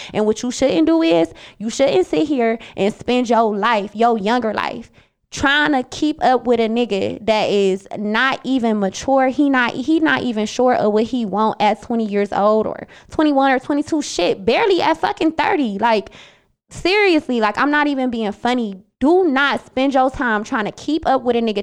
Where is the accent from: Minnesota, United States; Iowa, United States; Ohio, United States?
Ohio, United States; Cleveland; also born or lived in Bowling Green, Ohio; when I came back from Bowling Green and I went to Cleveland